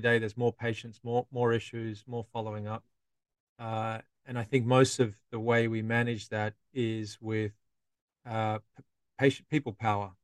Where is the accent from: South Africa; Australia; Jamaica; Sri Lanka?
Australia; now in London, United Kingdom; I'm a dentist from Australia